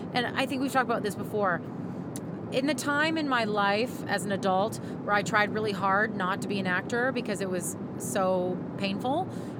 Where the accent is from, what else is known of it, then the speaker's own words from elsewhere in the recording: Saskatchewan, Canada; My parents, who are, you know, very Saskatchewan